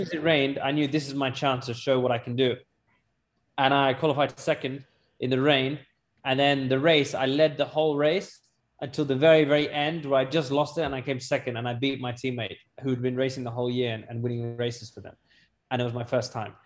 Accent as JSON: {"language": "English", "country": "United Kingdom", "tie": "born or raised there", "also_born_or_lived": "Pakistan (ancestry)", "said": "I was born in Britain or not, at the end of the day, you look at me. I'm brown. I'm Pakistani."}